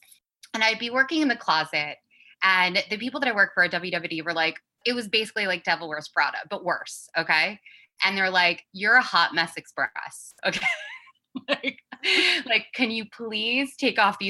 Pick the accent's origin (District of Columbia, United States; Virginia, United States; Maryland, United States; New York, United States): New York, United States; New York City; I grew up really fast in New York City